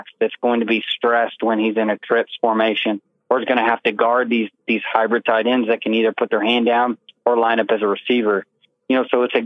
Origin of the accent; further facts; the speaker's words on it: Kansas City, Missouri, United States; moved away; also born or lived in Texas; I grew up in Kansas City